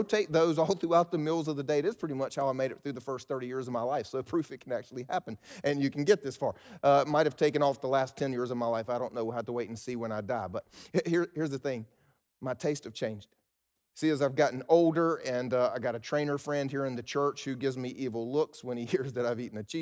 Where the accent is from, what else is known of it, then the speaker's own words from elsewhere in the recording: South Carolina, United States; I was raised in South Carolina, and we South Carolinians are some proud people.